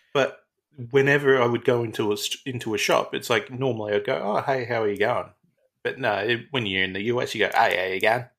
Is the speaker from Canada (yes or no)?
no; Australia